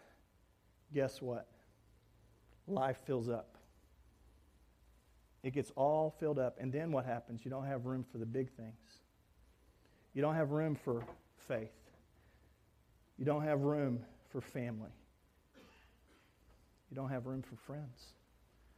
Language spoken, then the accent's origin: English; North Texas, United States; moved away; also born or lived in Orlando; I was raised in North Texas